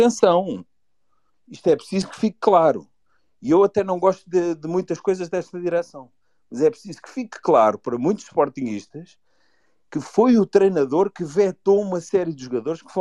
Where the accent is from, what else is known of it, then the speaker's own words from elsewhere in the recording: Lisbon, Portugal; Eu não sou do Norte, sou daqui de Lisboa.